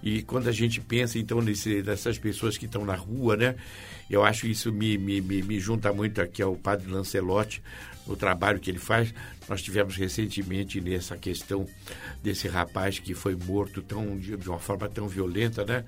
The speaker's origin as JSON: {"language": "Portuguese", "town": "Santos", "region": "São Paulo", "country": "Brazil", "tie": "born or raised there", "said": "Eu sou natural de Santos"}